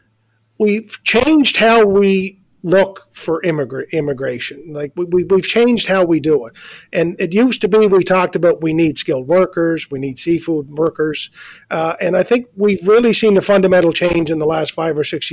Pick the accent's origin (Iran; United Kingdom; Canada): Canada; Georgetown, Prince Edward Island; I grew up in Georgetown.